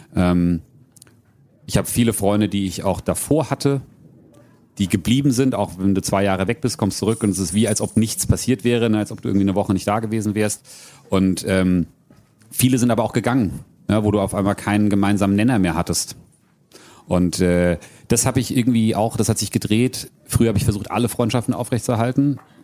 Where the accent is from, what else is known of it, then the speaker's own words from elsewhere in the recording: Frankfurt area, Hesse, Germany; moved away as an adult; also born or lived in New Zealand; ich ich bin und werde auch immer Frankfurter Bub bleiben. Ich bin ne, in Hiptebach geboren, Triptebach aufgewachsen.